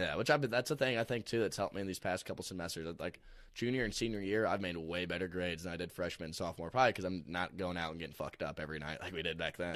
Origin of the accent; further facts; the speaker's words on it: Alton, Illinois, United States; I'm from Alton, Illinois, so pretty much right next to Saint Louis